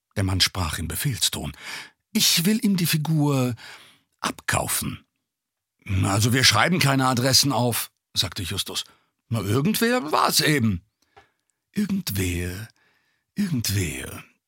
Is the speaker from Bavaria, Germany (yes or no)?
no; Duisburg, North Rhine-Westphalia, Germany; ich komme aus Duisburg